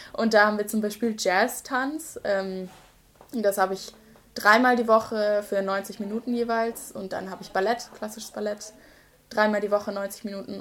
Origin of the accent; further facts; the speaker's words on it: Seelbach, Baden-Württemberg, Germany; accent: Badisch; moved away as an adult; now in Osnabrück, Germany; ich komme ursprünglich aus einem kleinen Schwarzwalddorf mhm. äh, aus der Nähe von Freiburg, so zwischen Karlsruhe und Freiburg ganz grob, aber mehr an Freiburg als an Karlsruhe